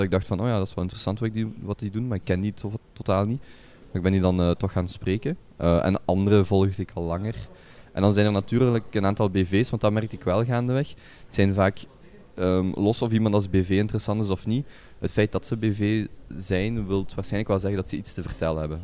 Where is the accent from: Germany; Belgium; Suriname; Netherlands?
Belgium; Genk, Flanders; moved away as an adult; also born or lived in Brazil; now in Antwerp, Belgium; ik ben opgegroeid, geboren in Genk